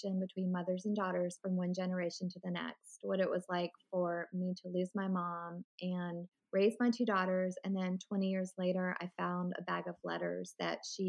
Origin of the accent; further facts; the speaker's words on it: Richmond, Virginia, United States; now in Winston-Salem, United States; I grew up in Richmond, Virginia, and that's where my whole family lives